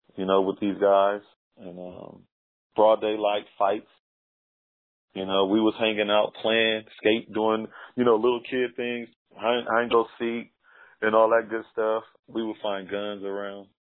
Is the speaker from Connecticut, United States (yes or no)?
no; Los Angeles, California, United States; moved away as an adult; also born or lived in Lynwood, California / Watts, California / Compton, California / Lancaster, California; now in Las Vegas, United States; I was born in Los Angeles, California. Uh, Okay, South South LA or South Central LA. That's where my my base is